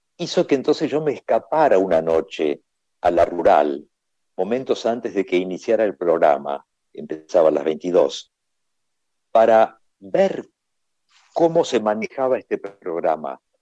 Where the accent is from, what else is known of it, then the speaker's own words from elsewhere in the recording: Argentina; ¿tú eres argentino? Y le digo, sí